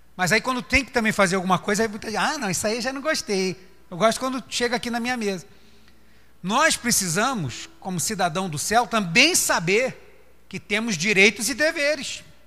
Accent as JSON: {"language": "Portuguese", "country": "Brazil"}